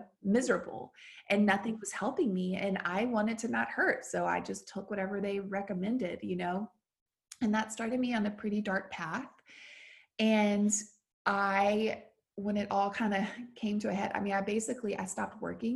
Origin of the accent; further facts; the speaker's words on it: the South, United States; now in Nashville, United States; I grew up in the South